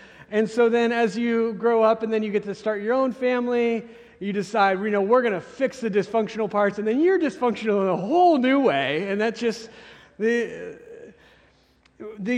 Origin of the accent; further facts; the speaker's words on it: Carson City, Nevada, United States; also born or lived in California; now in Bentonville, United States; I grew up in Carson City, Nevada before